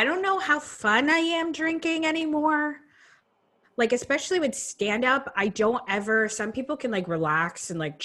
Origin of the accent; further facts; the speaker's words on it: Vermont, United States; moved away as an adult; now in Brooklyn, United States; I'm from Vermont. And then moved to Brooklyn 4 years ago